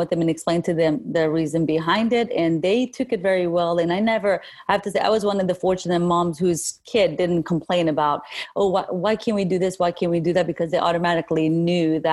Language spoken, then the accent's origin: English; Kurdistan Region, Iraq; now in Middle Tennessee, United States; I'm originally from Kurdistan, northern Iraq. I moved here 30 years ago, so I call here my home